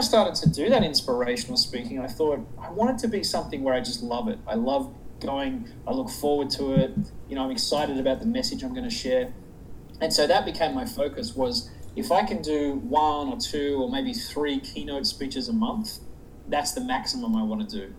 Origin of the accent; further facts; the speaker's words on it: Sydney, New South Wales, Australia; moved away as an adult; now in United States; I'm actually from south of there. I'm from Sydney